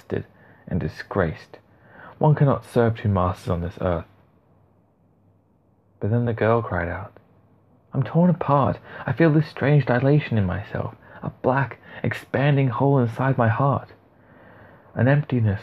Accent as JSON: {"language": "English", "country": "Australia", "said": "I am an Aussie"}